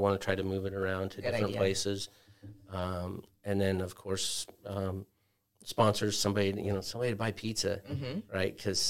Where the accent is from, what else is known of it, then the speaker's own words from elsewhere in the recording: Superior, Nebraska, United States; also born or lived in Wichita, Kansas; No, I lived in Wichita, Kansas area for almost 20 years and moved. I'm originally from Nebraska.